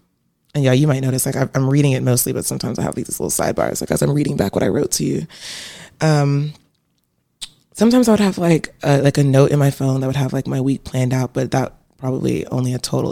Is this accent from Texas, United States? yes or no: no; Virginia Beach, Virginia, United States; moved away as an adult; now in Atlanta, United States; I'm from Virginia, right? I'm from Virginia Beach